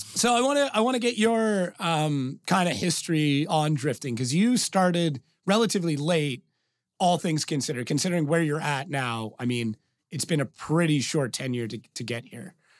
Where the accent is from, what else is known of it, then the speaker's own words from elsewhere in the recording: Canada; born and raised in Canada